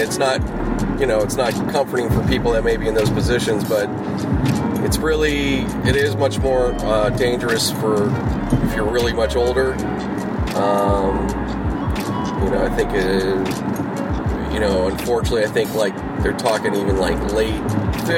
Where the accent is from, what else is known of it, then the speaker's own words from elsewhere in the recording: Pittsburgh, Pennsylvania, United States; moved away; Growing up in Pittsburgh